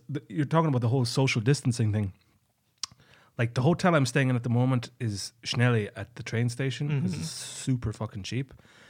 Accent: County Kerry, Ireland; And the owner of the hostel knew I was from Ireland, and he knew I was from a part of Ireland called Kerry.

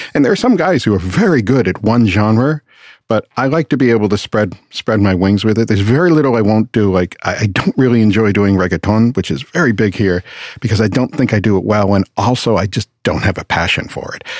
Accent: Boston, Massachusetts, United States; moved away as an adult; also born or lived in West Palm Beach; I'm from Boston originally

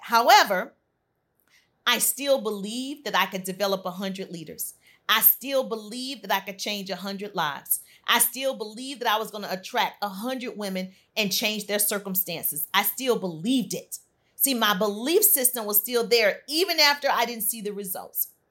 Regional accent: deep South, United States; I'm from the South, deep South.

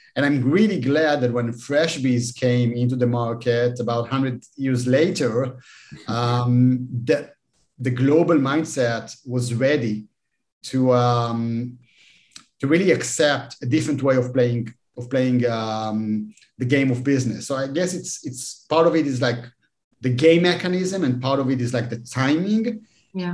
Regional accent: Israel; I'm, I'm from Israel

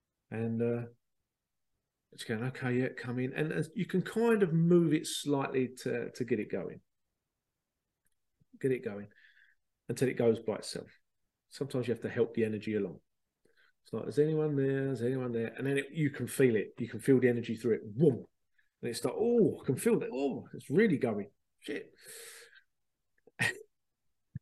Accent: London, United Kingdom; moved away; I was born in London and moved out

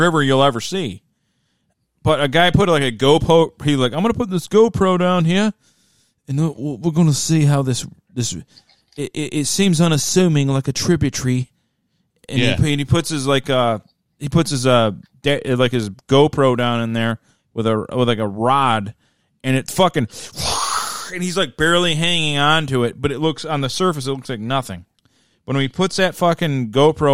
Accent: Midwest, United States; I'm from the Midwest

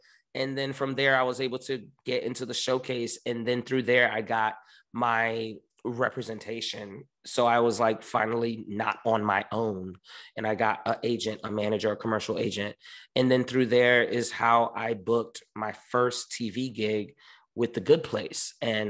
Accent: New York, United States; moved away; but I came from New York and New York is a hustle just to survive.

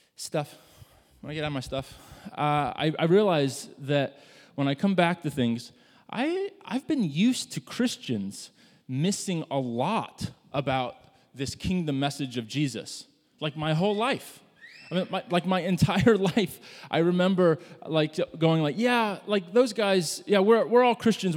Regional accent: Midwest, United States; I grew up in the Midwest

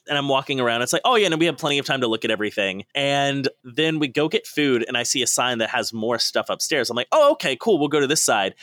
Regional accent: East Coast, United States; moved away as an adult; now in California, United States; I'm from the East Coast

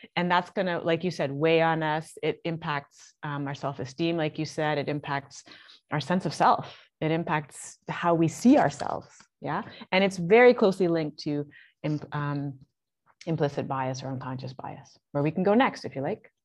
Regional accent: Canada; also born or lived in Toronto; I'm Canadian

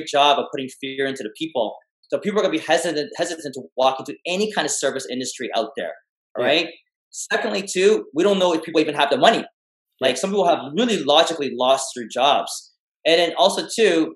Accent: Canada; I was born in Canada

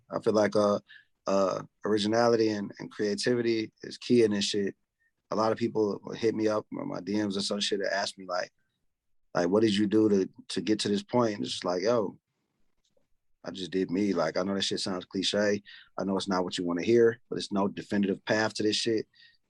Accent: Decatur, Georgia, United States; Yeah, Decatur. But it's kind of like East Atlanta, the East Side.

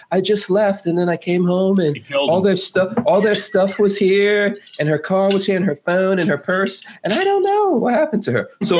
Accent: New York, United States; moved away; also born or lived in Florida; I grew up in New York

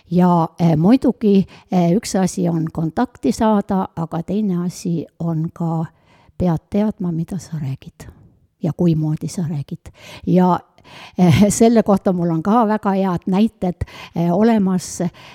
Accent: Otepää, Valga County, Estonia; mina olen üks Otepää vanainimene

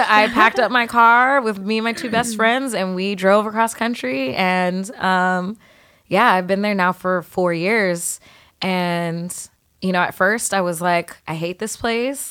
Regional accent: San Diego, California, United States; moved away as an adult; now in New York, United States; I grew up, you know, in San Diego, predominantly Filipino neighborhood

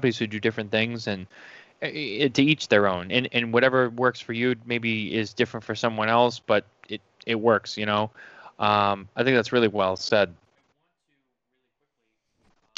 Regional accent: just outside of Boston, Massachusetts, United States; We're from New England. We're from, you know, just outside of Boston.

